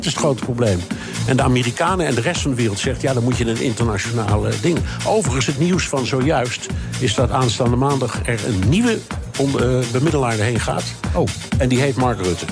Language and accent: Dutch; Amsterdam, North Holland, Netherlands; ik ben in Amsterdam opgegroeid